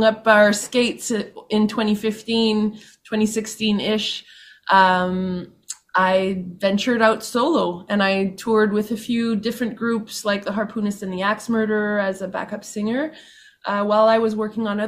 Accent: Winnipeg, Manitoba, Canada; I grew up in St. Vital and St. Boniface in the city of Winnipeg

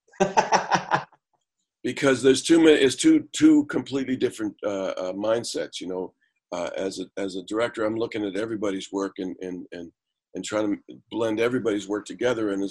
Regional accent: Canada; also born or lived in United States; as a Canadian

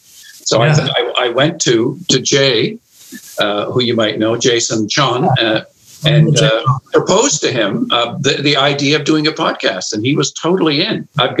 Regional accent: Charlottetown, Prince Edward Island, Canada; moved away; also born or lived in the Arctic; I grew up in Charlottetown. I was at UPEI.

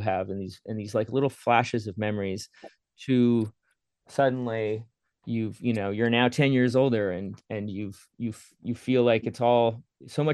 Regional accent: Steinbach, Manitoba, Canada; growing up around Steinbeck, Mitchell, Kleefeld area.

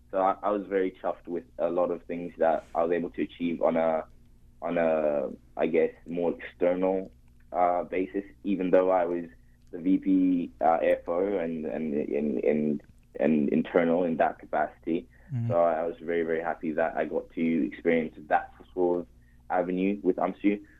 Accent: Zimbabwe; also born or lived in Spain; now in Canada; I am Zimbabwean and um, I very very proud of being Zimbabwean. I though unfortunately didn't spend a lot of my time growing up

